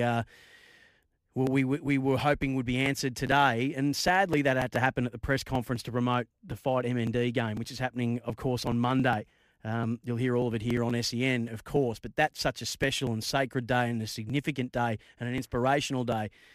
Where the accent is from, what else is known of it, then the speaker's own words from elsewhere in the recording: Bendigo, Victoria, Australia; I grew up in Bendigo